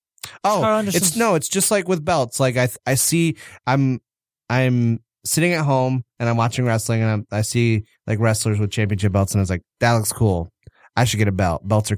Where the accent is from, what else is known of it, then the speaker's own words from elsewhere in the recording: Atlanta, Georgia, United States; I'm a Southern gentleman. I'm from Atlanta.